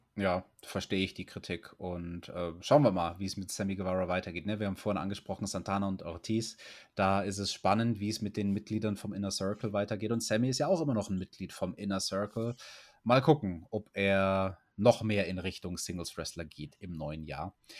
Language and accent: German; Germany; bei uns in Deutschland